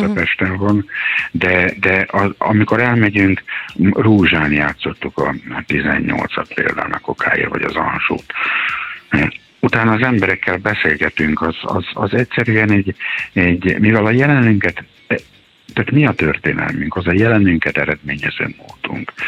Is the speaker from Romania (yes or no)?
no; Subotica, Vojvodina, Serbia; moved away as an adult; now in Hungary; én is egy háború miatt vagyok itt, Szabadkán születtem, és a délszláv háború kapcsán jöttem át